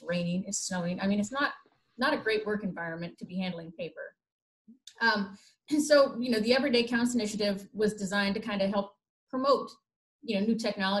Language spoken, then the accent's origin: English; Midwest, United States; being a Midwesterner myself